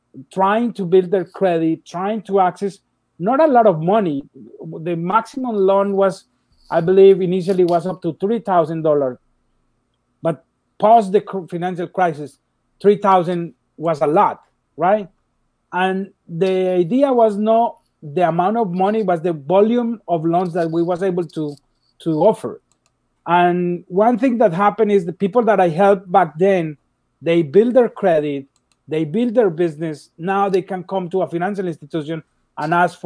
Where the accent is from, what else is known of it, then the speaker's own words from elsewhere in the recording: Colombia; moved away as an adult; I came from Colombia in 2004